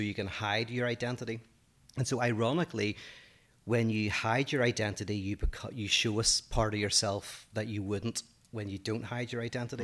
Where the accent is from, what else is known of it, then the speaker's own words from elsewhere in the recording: Northern Ireland, United Kingdom; accent: Northern Irish; moved away as an adult; now in United States; my Northern Irish accent